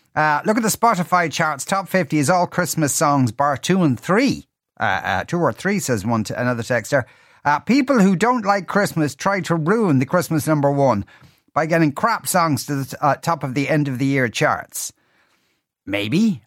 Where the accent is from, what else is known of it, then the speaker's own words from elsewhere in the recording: near Birmingham, West Midlands, United Kingdom; now in Ireland; I grew up in England in the nineteen eighties